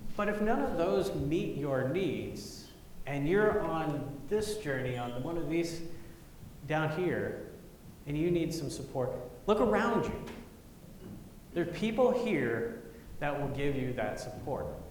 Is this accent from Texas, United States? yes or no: yes; Grapevine, Texas, United States; moved away as an adult; I went back to Grapevine, Texas for my 30 year high school reunion